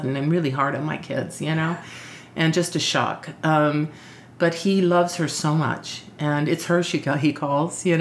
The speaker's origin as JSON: {"language": "English", "region": "Arizona", "country": "United States", "tie": "born or raised there", "also_born_or_lived": "San Antonio", "moved": "as an adult", "said": "I grew up in Arizona"}